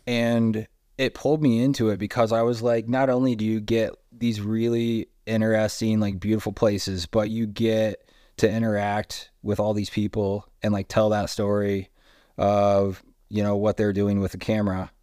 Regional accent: Indiana, United States; now in Salt Lake City, United States; I was very happy in Indiana for a really long time

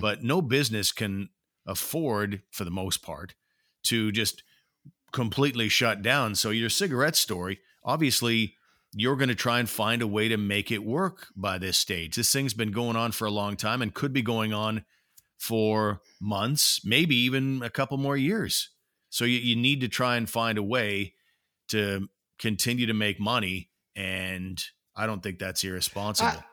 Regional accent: Ottawa, Ontario, Canada; I've spent my whole life here. I'm an Ottawa guy

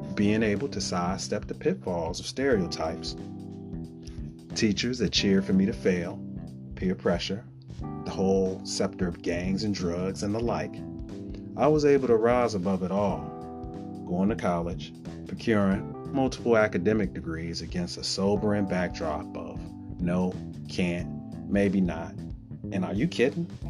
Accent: Chicago, Illinois, United States; I am a native son of Chicago

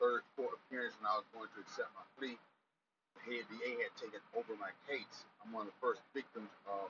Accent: Decatur, Georgia, United States; Right here. Okay. That's where I grew up at.

